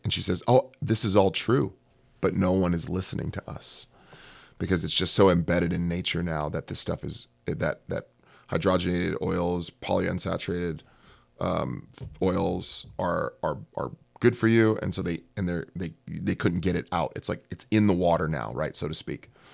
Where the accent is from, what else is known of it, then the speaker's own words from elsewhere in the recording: California, United States; I'm from California